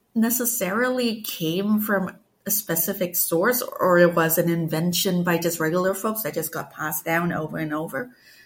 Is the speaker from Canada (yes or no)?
no; Malaysia; I grew up in Malaysia. It was a really, was and still is really a multicultural country. I grew up with stories and legends from like Chinese communities, Malay communities, indigenous communities, everything.